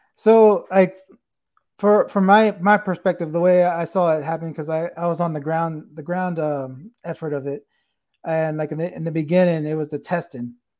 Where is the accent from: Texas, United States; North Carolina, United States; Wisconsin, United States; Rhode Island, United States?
Texas, United States; San Antonio; I'm from here. I'm from, uh, the San Antonio area